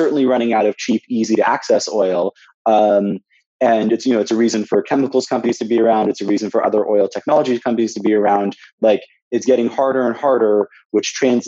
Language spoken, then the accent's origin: English; Santa Monica, California, United States; I grew up in Santa Monica, California